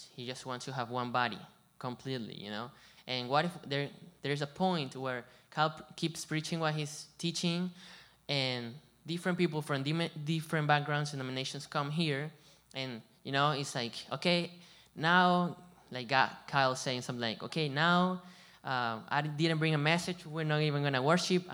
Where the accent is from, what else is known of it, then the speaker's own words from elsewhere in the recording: Venezuela; also born or lived in Colombia / Hilton Head, South Carolina; now in Bluffton, United States; I come from Venezuela, and I've been in Colombia too, and over here